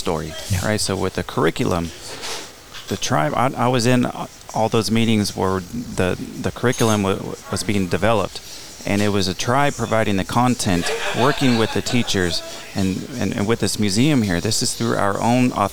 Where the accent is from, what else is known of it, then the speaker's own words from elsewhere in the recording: Palm Springs, California, United States; also born or lived in Riverside, California; Born and raised in Palm Springs, and some of my fondest memories are spending time on the Andreas Ranch